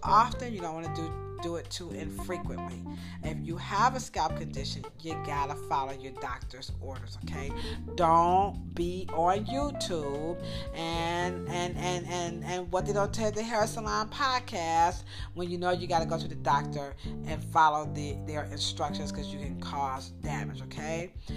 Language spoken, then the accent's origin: English; United States; I'm an American, and I'm not from Great Britain